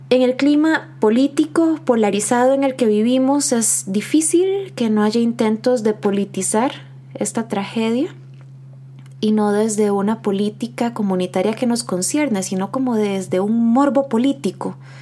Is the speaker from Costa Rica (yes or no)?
yes; Costa Rica; nos interpela en nuestra identidad como costarricenses